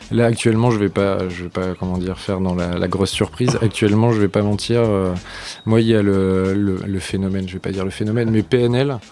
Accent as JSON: {"language": "French", "town": "Lille", "region": "Hauts-de-France", "country": "France", "moved": "yes", "lives_now": "Paris, France", "said": "on est de Lille"}